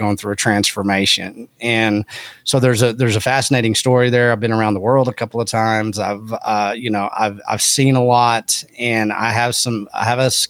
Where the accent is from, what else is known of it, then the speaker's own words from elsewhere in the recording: Texas Panhandle, United States; also born or lived in Austin, Texas; where I was raised was up in the Texas Panhandle, which is agriculture and ranching